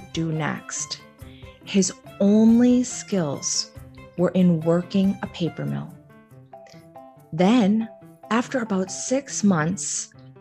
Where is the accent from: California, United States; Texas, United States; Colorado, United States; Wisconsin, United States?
Wisconsin, United States; Green Bay; moved away; my hometown of Green Bay